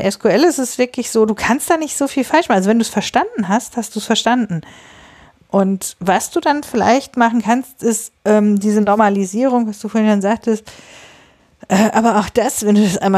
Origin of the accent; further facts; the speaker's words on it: Bielefeld, North Rhine-Westphalia, Germany; also born or lived in Osnabrück; Ich komme jetzt aus Bielefeld und ich habe vorher mal in Osnabrück studiert.